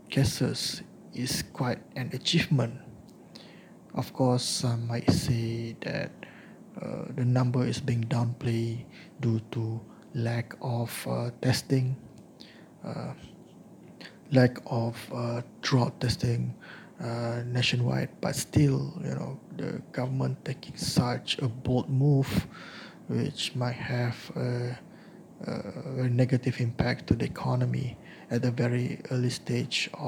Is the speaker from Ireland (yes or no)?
no; Malaysia; now in India; my experience as a Malaysian expat uh, living in India.